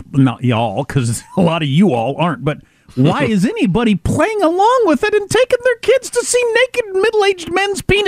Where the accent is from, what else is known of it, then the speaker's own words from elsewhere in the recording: Kansas, United States; moved away; I'm from Kansas